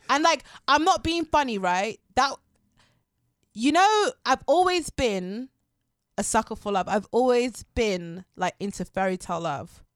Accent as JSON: {"language": "English", "town": "Harrow", "region": "London", "country": "United Kingdom", "said": "I'm from Harrow"}